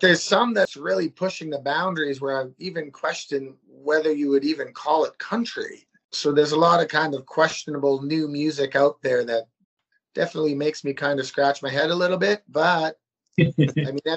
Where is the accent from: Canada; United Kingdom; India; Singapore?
Canada; Saskatchewan; I'm from Saskatchewan, Canada